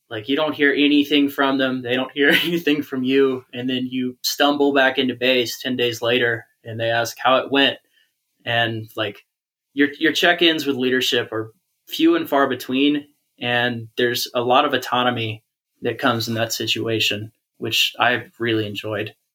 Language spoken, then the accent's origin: English; Georgia, United States; I'm from Georgia, which is just polar opposite culturally and also in regards to the climate.